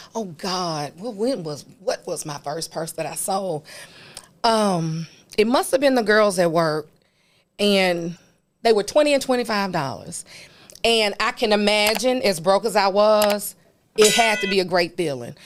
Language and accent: English; Memphis, Tennessee, United States; I am a native of Memphis. I grew up in White Haven.